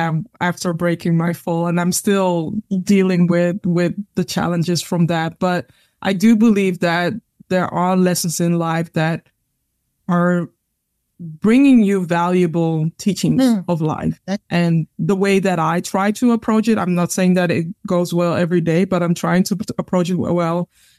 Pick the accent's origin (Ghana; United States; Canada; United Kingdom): Ghana; when I'm sharing things from my perspective, as in Ghanaian people are very humble, right? And it's more like we are more invisible than visible.